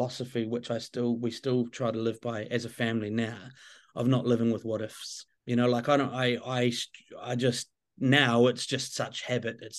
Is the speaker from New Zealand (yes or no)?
yes; New Zealand; I'm a Kiwi